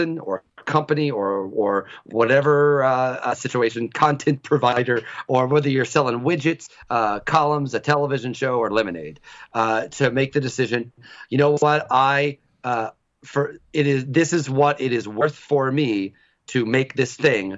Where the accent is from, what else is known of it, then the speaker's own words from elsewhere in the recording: United States; I was born in the United States in 1975